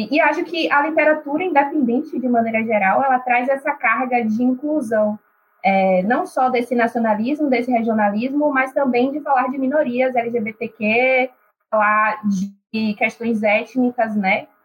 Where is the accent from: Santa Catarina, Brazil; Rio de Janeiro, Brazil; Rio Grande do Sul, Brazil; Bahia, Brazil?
Bahia, Brazil; Salvador; eu tenho 26 anos, sou de Salvador, Bahia